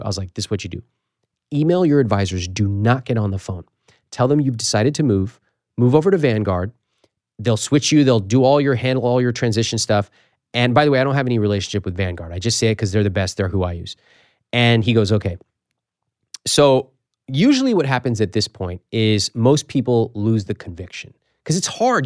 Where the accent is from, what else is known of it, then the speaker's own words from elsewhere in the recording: Sacramento, California, United States; the Sacramento Bee at my hometown paper